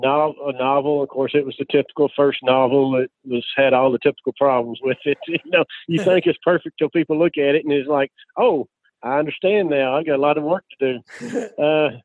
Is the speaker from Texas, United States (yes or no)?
yes; outside Dallas, Wichita Falls area, Texas, United States; I grew up, started in just outside Dallas